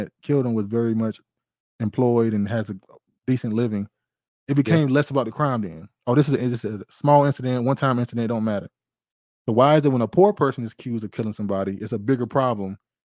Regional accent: Baltimore, Maryland, United States; growing up in Baltimore

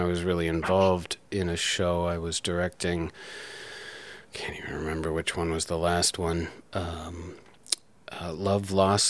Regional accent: Green Bay, Wisconsin, United States; also born or lived in Milwaukee, Wisconsin / Watertown, Wisconsin; now in Kenosha, United States; Always Wisconsin, but I was a boy in Green Bay

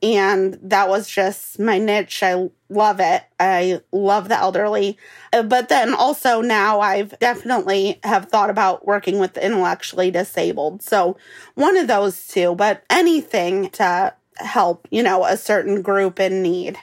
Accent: Cleveland, Ohio, United States; moved away as an adult; now in Missouri, United States; I was actually born and raised in Cleveland, Ohio

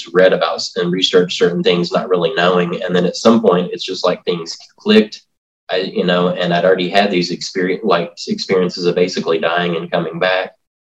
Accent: Tennessee, United States; I basically grew up in Tennessee, like in the foothills. I grew up like in McNary County, in a town outside of town called Raymer.

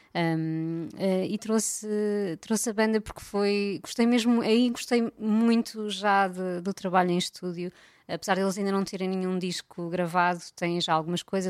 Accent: Algarve, Portugal; eu cresci no Algarve

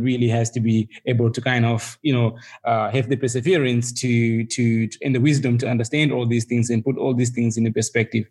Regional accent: Zimbabwe; also born or lived in United States; now in South Africa; I was born and bred in Zimbabwe, you know, and I live in South Africa and partly in the US at the moment

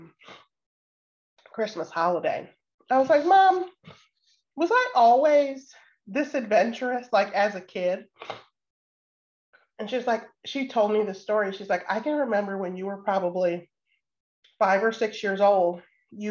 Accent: Waukegan, Illinois, United States; I grew up in Waukegan, Illinois, so just about an hour and a half north.

